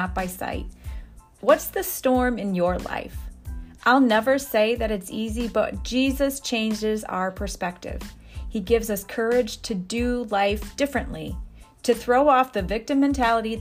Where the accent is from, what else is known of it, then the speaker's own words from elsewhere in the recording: Sturgis, Michigan, United States; I was born in Sturgis too